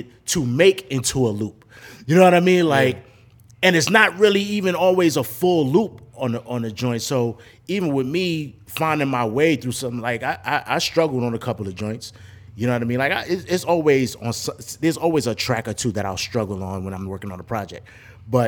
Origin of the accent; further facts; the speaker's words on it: New York City, New York, United States; moved away; I'm from Brooklyn